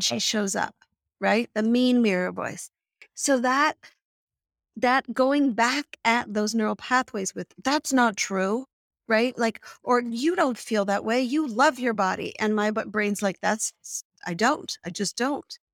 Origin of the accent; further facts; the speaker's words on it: Canada; I grew up in Canada